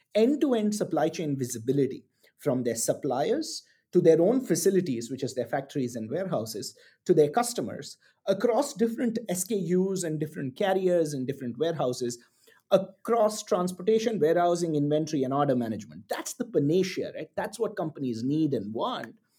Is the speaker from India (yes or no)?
yes; Chennai, Tamil Nadu, India; moved away as an adult; also born or lived in Singapore / New York / London; I was born and bred in Chennai in the south of India